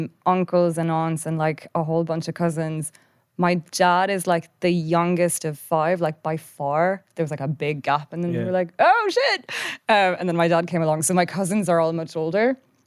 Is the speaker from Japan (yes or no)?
yes; Japan; Because when we grew up in Japan, it was like super international. Like it was an American school, loads of different cultures